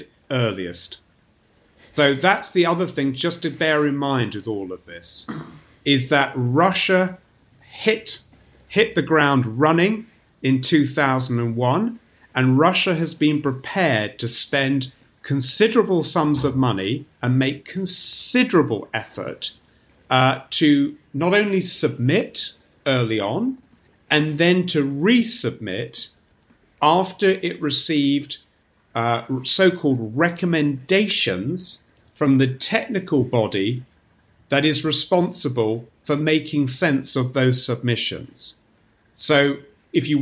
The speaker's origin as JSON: {"language": "English", "country": "United Kingdom", "said": "as a British academic"}